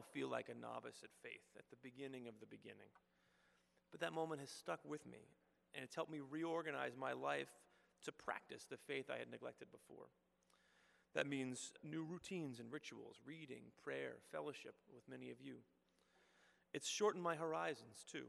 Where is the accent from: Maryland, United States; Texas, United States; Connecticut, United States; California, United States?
Texas, United States; Houston; moved away; I grew up in Houston, going to Presbyterian Church